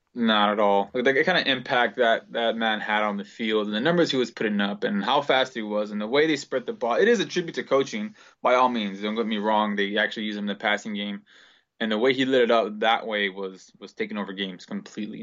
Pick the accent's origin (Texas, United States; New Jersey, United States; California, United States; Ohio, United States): California, United States; Los Angeles; Born and raised in Los Angeles